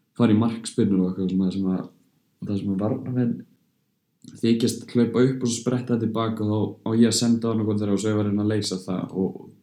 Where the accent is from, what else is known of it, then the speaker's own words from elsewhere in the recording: Belgium; moved away; ég ólst náttúrulega upp hjá toppklubbi í Belgíu